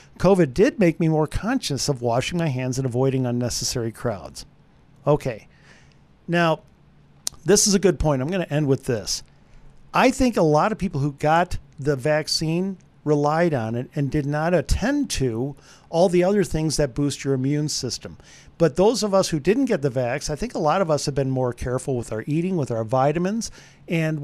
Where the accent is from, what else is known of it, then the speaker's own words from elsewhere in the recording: Wisconsin, United States; I'm from Wisconsin